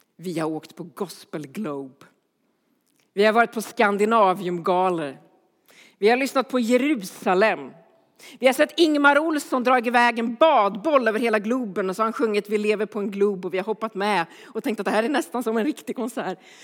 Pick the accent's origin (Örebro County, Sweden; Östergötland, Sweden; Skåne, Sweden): Örebro County, Sweden; Örebro; Jag kommer från Örebro